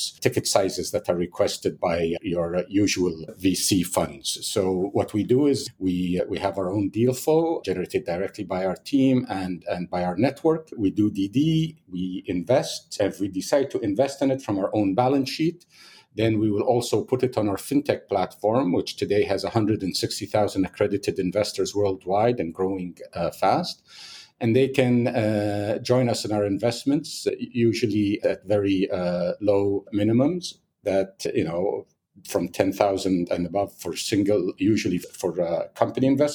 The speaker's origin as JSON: {"language": "English", "region": "Abu Dhabi", "country": "United Arab Emirates", "said": "I'm from Abu Dhabi"}